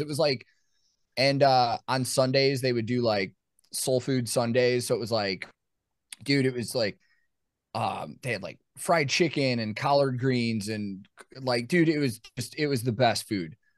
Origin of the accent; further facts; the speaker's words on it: Chicago, Illinois, United States; now in Nashville, United States; growing up in Chicago